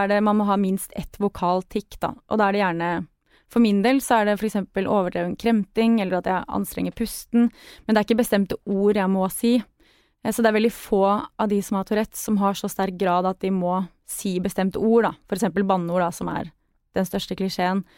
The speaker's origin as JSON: {"language": "Norwegian", "area": "Sørlandet", "region": "Southern Norway", "country": "Norway", "tie": "born or raised there", "said": "Jeg vokste opp på Sørlandet og sang i kor"}